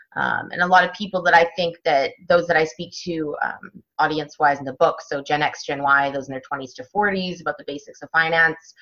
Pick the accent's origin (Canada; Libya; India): Canada; Vancouver, British Columbia; moved away as an adult; also born or lived in London / France / United States; I am originally from Vancouver, Canada